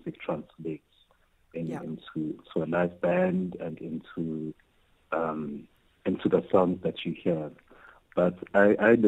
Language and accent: English; South Africa; I'm a South African queer man